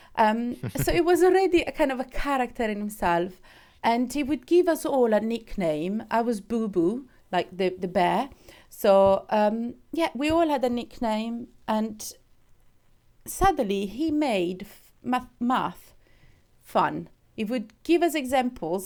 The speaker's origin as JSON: {"language": "English", "country": "Switzerland", "moved": "yes", "said": "I'm, I'm from Switzerland"}